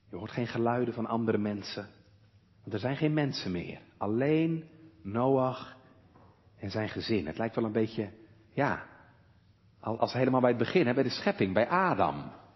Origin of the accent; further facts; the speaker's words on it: Walcheren, Zeeland, Netherlands; hier bij ons op Walcheren